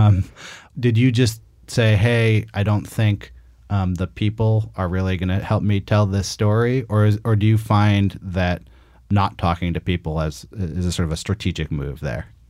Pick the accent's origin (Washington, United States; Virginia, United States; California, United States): California, United States; Berkeley; in Northern California, where I am also from. I'm from Berkeley.